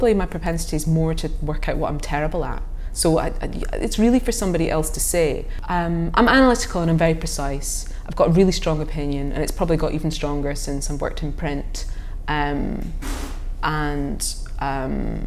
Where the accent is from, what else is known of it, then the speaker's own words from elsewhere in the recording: St Andrews, Scotland, United Kingdom; I came from St Andrews